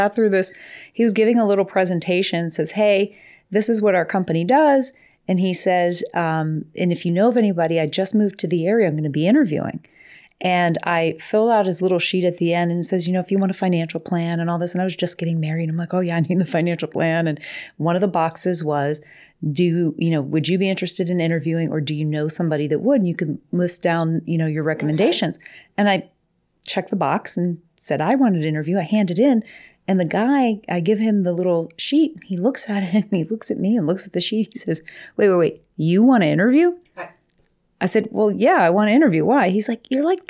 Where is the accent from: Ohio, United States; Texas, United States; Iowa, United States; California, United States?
Ohio, United States; Coitsville; I grew up in, well, Lowville, but it was in Coitsville